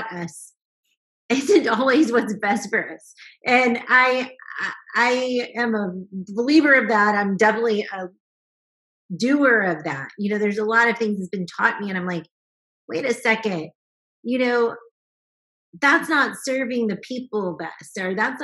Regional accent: the South, United States; I grew up in the South

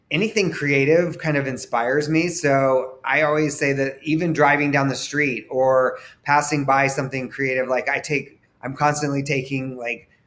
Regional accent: Austin, Texas, United States; also born or lived in Baton Rouge, United States / Denver, United States; I was born in Baton Rouge, Louisiana my dad was in law school at LSU, and then he was also in the military, in the Air Force. So then we moved to Colorado, and then I lived in Denver from two to ten, no, two to twelve, and then we moved to Austin, Texas

